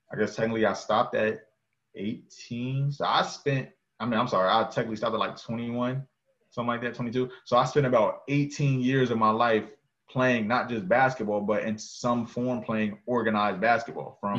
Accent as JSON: {"language": "English", "region": "New Jersey", "country": "United States", "also_born_or_lived": "North Carolina", "moved": "as an adult", "said": "I'm from New Jersey, knowing what part of New Jersey I'm from"}